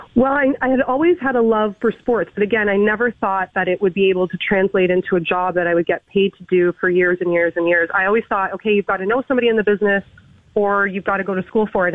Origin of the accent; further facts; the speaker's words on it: Toronto, Ontario, Canada; I was born and raised in Toronto